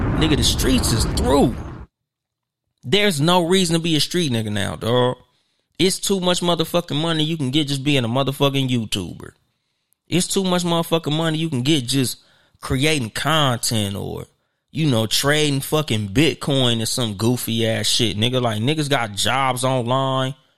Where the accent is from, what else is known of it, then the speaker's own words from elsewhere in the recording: Southern California, United States; I'm from Southern California